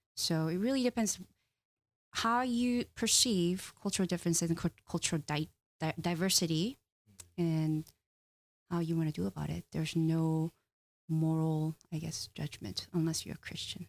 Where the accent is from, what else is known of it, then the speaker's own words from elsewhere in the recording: South Korea; now in United States; I'm come from Korean culture where we value relationships